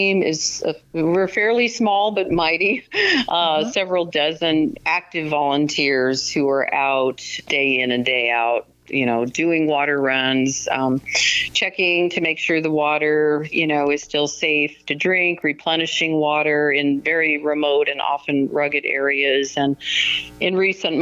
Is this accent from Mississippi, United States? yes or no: no; Colorado, United States; I grew up in Colorado